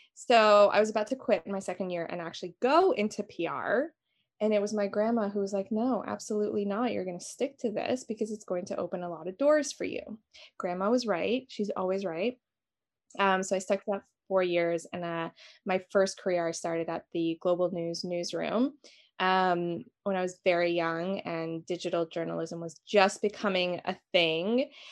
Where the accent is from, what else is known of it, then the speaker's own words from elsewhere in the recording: Albania; now in Toronto, Canada; I am from Albania originally